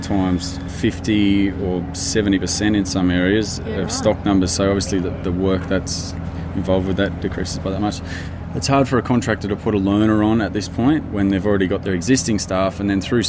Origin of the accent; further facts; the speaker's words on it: Stuart Town, New South Wales, Australia; I'm from Stuarttown